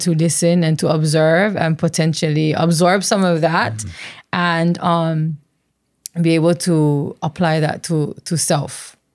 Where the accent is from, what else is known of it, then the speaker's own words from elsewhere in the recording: Waimea, Hawaii, United States; growing up in Waimea